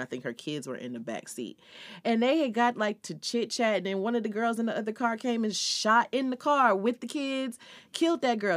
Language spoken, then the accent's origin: English; California, United States; California, my home state